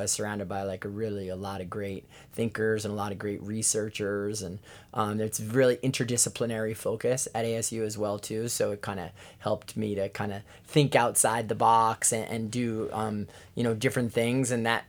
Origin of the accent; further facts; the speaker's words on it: New York, United States; now in Hawaii, United States; Yeah, I'm living the dream as that New Yorker living in Hawaii for sure.